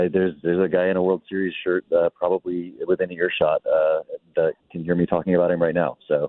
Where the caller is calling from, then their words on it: Phoenix, Arizona, United States; I am calling you from Terminal 4 of the Phoenix Airport right now.